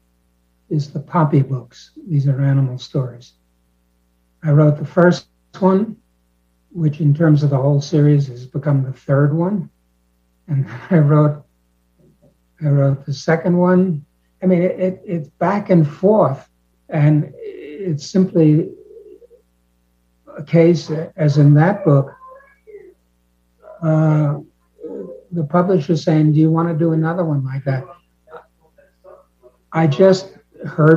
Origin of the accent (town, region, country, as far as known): New York City, New York, United States